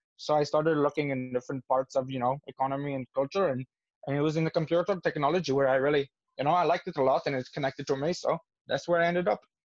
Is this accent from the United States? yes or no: no; India; I come from India and my culture is very different